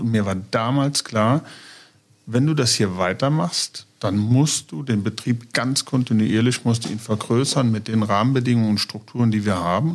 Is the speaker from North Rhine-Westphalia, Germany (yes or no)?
no; Niederweiler, Rhineland-Palatinate, Germany; also born or lived in Trier; ich bin tatsächlich auf einem Bauernhof aufgewachsen, geboren in Trier